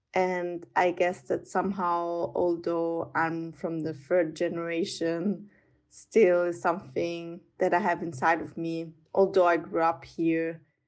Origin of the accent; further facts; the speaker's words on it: Vienna, Austria; I'm 29 years old. I'm from Vienna. I grew up here. My mom is Italian. My dad is half Australian, half Austrian, so I come from quite a multicultural background